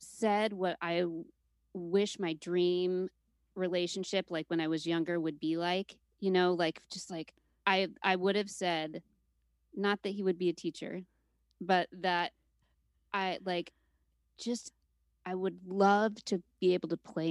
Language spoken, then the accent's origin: English; Utah, United States; also born or lived in Seattle, Washington; now in Brooklyn, United States; Utah, growing up in Utah, we were the only family that wasn't Mormon